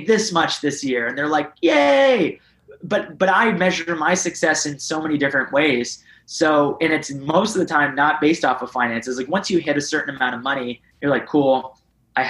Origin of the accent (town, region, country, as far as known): Canada